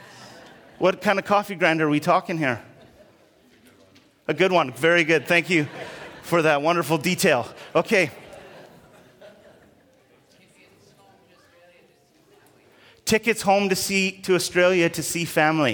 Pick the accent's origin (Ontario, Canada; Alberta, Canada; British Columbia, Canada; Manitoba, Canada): Alberta, Canada; I was growing up in Alberta, and so there was lots of snow